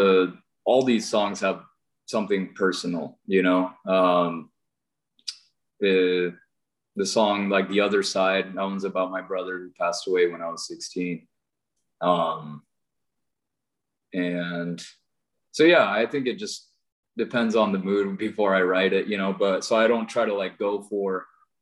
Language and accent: English; Wenatchee, Washington, United States; I was born here in Wenatchee, Washington.